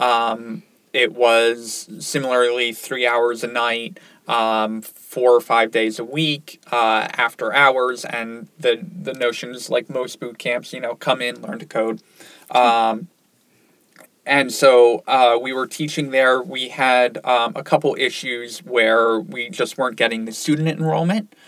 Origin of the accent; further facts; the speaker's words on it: Ocean City, New Jersey, United States; moved away as an adult; now in Syracuse, United States; I grew up in Ocean City, New Jersey.